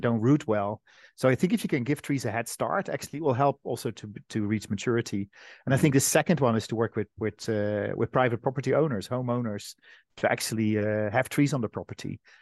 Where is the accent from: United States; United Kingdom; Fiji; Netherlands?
Netherlands; my home country, the Netherlands